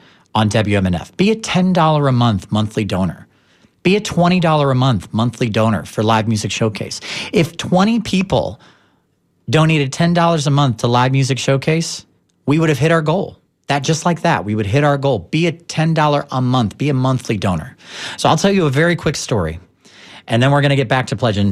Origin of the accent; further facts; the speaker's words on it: St. Louis, Missouri, United States; now in Tampa Bay, United States; I'm from St. Louis originally